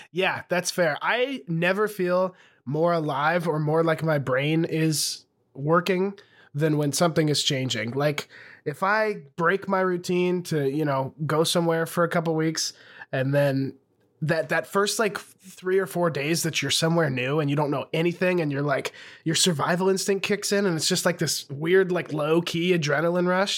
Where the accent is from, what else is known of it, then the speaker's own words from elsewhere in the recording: Montana, United States; now in Austin, United States; I left Montana